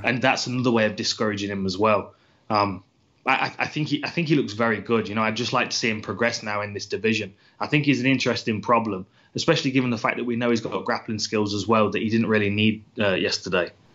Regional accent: United Kingdom

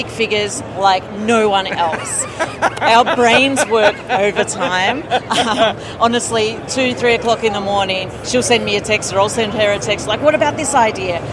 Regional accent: Melbourne, Victoria, Australia; moved away as an adult; now in Colorado, United States; Melbourne, Australia

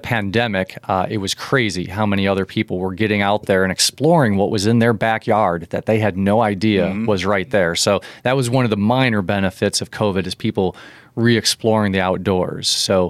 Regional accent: Leaf River, Illinois, United States; also born or lived in Rockford; I was born in Rockford, but basically grew up in Leaf River my whole life. Went to Forest in high school when Leaf River and Forest emerged. Graduated in 1994. So I'm a small town guy, definitely.

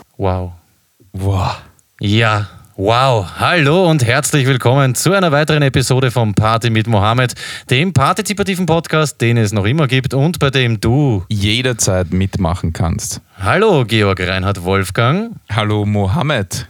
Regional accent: Vienna, Austria; wir als Wiener

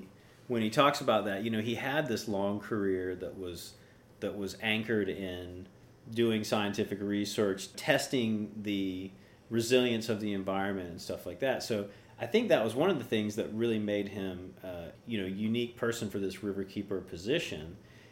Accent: Tennessee, United States; moved away as an adult; now in Florida, United States; I'm not originally from Florida. I moved here about 20 years ago from East Tennessee. I have a deeper history with Florida than

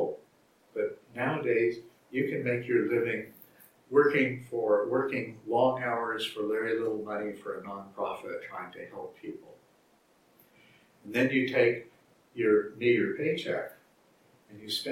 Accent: Texas, United States; also born or lived in Arizona; I grew up in the South, first in Arizona and then in Texas

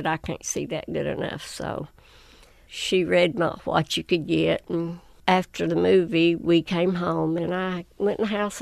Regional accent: Whitesburg, Kentucky, United States; I was born and raised right outside of Whitesburg

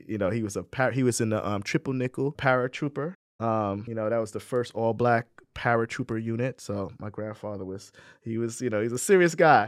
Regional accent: Saint Croix, U.S. Virgin Islands; also born or lived in New Jersey; now in Ithaca, United States; I grew up in the Virgin Islands on Saint Croix

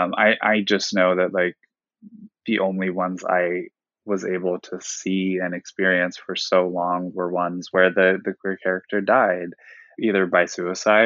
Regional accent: Ohio, United States; I'm from Ohio. I was raised there

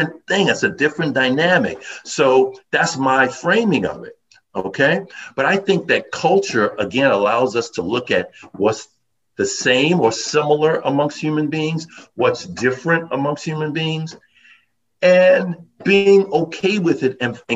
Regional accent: New York City, New York, United States; also born or lived in Manhattan / Westchester; I'm a native New Yorker. I was born in Brooklyn, lived in Manhattan, worked in the various boroughs, lived in Westchester

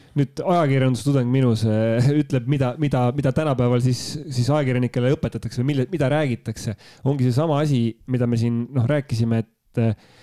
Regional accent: Tartu, Tartu County, Estonia; ühe Tartu poisi jaoks

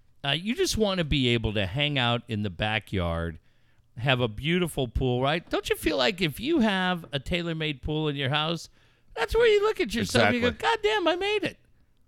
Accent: Cardiff, California, United States; also born or lived in Encinitas / Carlsbad; now in La Mesa, United States; I grew up in Encinitas, Cardiff. I mean, I really grew up in Cardiff, but I spent so much time in Encinitas, spent 8 years living in Carlsbad.

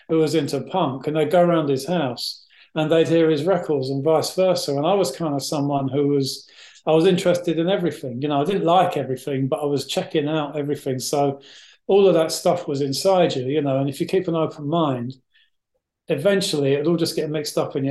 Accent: London, United Kingdom; I grew up in West London

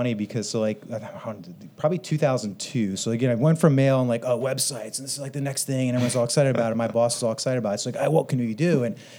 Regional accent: Connecticut, United States; moved away as an adult; now in Austin, United States; I'm from New England originally. I'm from Connecticut and I moved about 10 years ago

